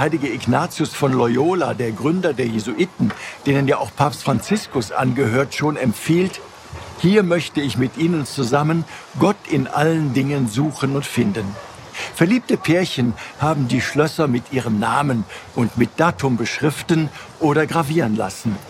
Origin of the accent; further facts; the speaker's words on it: Cologne, North Rhine-Westphalia, Germany; Ich bin ja in Mülheim auf der Schelsig aufgewachsen.